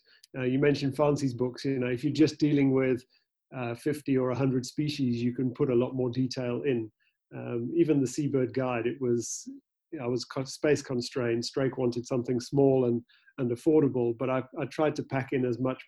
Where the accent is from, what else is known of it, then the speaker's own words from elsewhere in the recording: Cape Town, Western Cape, South Africa; also born or lived in United Kingdom; I was born in the UK, but came out to South Africa when I was 10 and have been living in Cape Town more or less ever since. And growing up in Cape Town